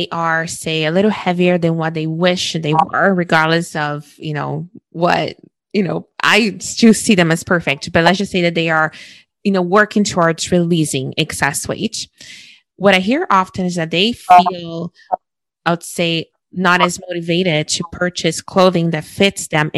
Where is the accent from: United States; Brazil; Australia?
Brazil; moved away as an adult; now in Canada; culturally growing up in Brazil, and I moved to Canada when I was 21. So my forming years were back home